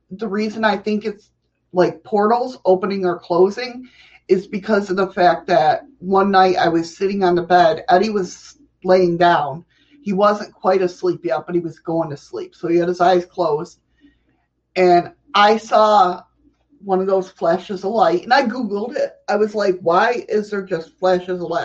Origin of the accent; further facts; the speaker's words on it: New York, United States; I'm a New Yorker